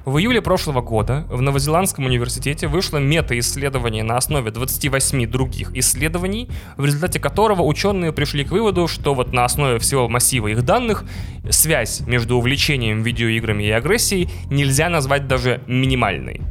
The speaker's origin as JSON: {"language": "Russian", "country": "Russia", "also_born_or_lived": "Vilnius, Lithuania", "said": "мы, игроки из России"}